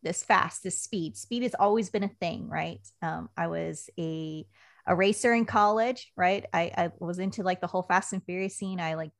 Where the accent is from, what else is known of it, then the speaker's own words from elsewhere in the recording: Puyallup, Washington, United States; I grew up in the great state of Washington. I'm from Puyallup, Washington, which is outside of Joint Base Lewis-McChord. And that's a rainy state.